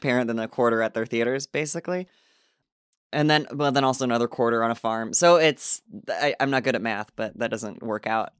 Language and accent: English; Illinois, United States; moved away as an adult; also born or lived in Asbury Park, New Jersey / Los Angeles; we came back to my town in Illinois, and I was doing it a lot at a club that's there in my hometown